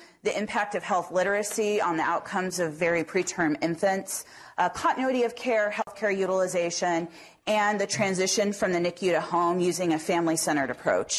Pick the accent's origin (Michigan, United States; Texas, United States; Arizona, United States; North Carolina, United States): Arizona, United States; Phoenix; moved away as an adult; also born or lived in Tucson, Arizona / Bay Area, California; now in Cincinnati, United States; I grew up in the Southwest in Phoenix